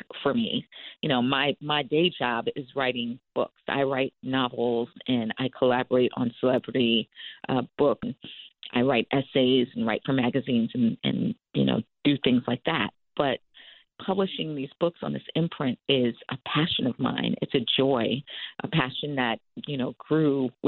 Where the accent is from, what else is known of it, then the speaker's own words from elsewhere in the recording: Long Island, New York, United States; as a little Black girl growing up in Long Island